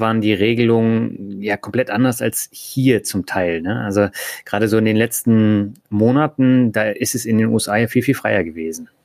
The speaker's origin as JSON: {"language": "German", "region": "Berlin", "country": "Germany", "tie": "born or raised there", "moved": "yes", "said": "Also ich bin ja auch in Berlin aufgewachsen"}